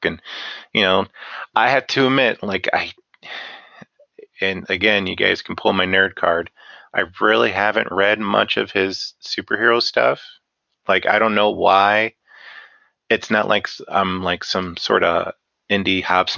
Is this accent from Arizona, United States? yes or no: no; Northwest Ohio, United States; I'm from Northwest Ohio.